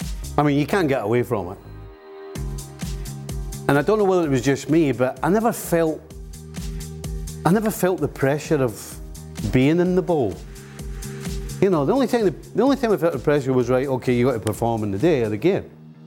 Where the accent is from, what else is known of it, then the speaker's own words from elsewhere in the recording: Troon, Scotland, United Kingdom; moved away; also born or lived in Liverpool; I come from Troon